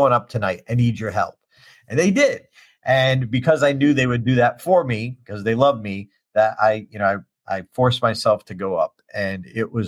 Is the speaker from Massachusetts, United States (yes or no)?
yes; Auburn, Massachusetts, United States; The first liquid fuel rocket in history was launched in my hometown